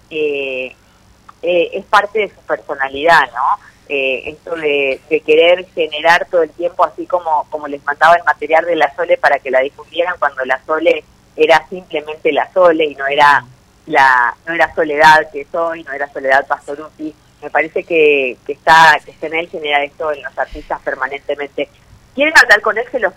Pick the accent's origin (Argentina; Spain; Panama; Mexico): Argentina; Chaco; yo eh, nací en el Chaco